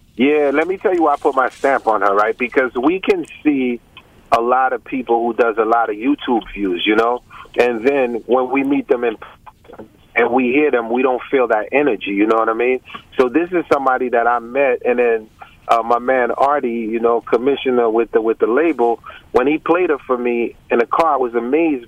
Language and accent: English; Haiti; I'm from Haiti, right next to Cuba, Santo Domingo, Puerto Rico